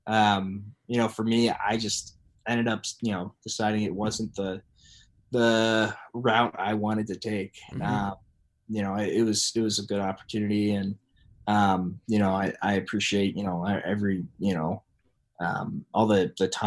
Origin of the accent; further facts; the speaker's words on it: Dayton, Ohio, United States; moved away; I grew up in Southern Ohio